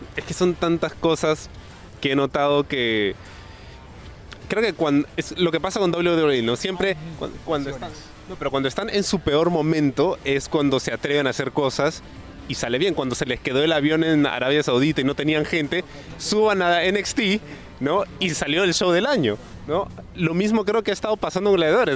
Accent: Peru; los luchadores peruanos somos

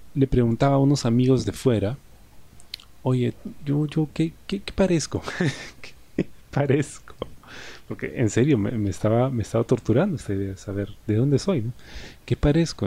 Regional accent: Peru; soy de acá, soy de Perú

